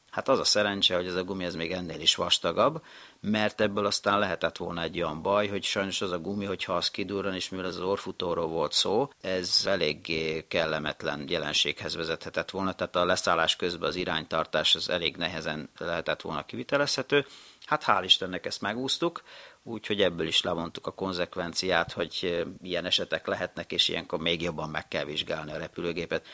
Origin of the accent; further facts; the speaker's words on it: Hungary; also born or lived in Japan; én magyar ember vagyok